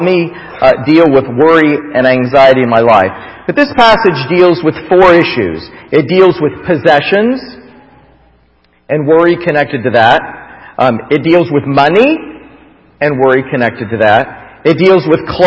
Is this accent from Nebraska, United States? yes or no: no; Florida, United States; I grew up in Florida